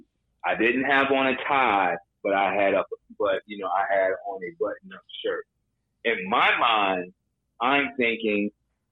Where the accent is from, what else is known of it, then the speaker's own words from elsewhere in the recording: Chicago, Illinois, United States; moved away as an adult; now in Los Angeles, United States; growing up in Chicago when I first came to L.A.